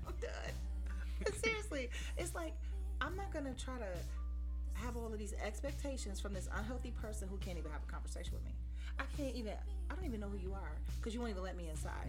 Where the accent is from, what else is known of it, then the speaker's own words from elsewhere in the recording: Cleveland, Ohio, United States; I'm from Cleveland